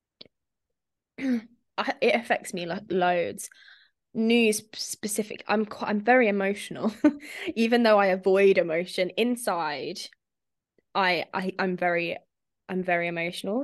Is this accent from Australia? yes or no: no; Spain; moved away; I grew up in Spain